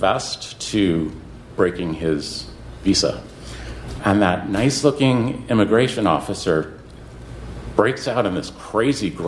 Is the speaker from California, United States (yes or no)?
no; New York, United States; I'm from New York